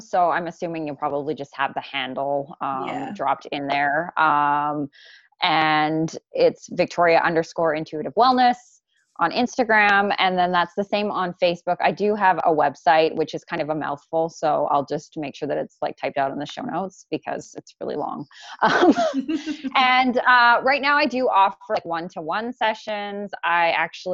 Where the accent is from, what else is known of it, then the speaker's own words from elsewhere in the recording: Canada; being Canadian, like I have like a disconnection, like this is, I'm born here